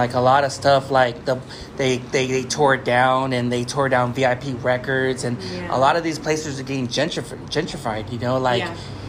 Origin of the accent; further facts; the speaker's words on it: Long Beach, California, United States; also born or lived in Wilmington, California; I was born in Long Beach at Memorial Hospital, and I was living in Wilmington.